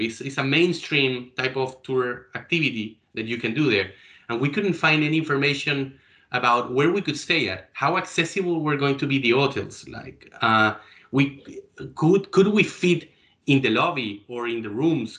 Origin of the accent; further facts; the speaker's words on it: Chile; Chile, my hometown.